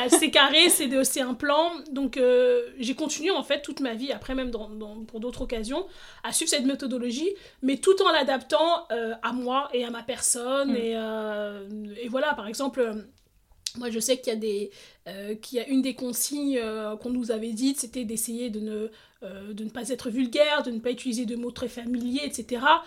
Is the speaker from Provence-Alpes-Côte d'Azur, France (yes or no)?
no; Stains, Île-de-France, France; je suis née, j'ai grandi en Seine-Saint-Denis